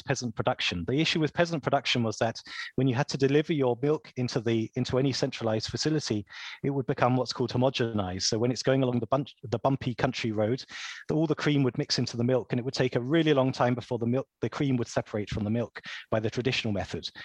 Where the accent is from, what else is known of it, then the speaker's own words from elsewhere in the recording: Kent, South East England, United Kingdom; I'm from Kent